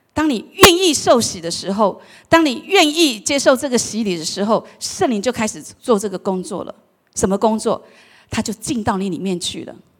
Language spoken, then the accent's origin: Chinese; Taiwan; 我们台湾话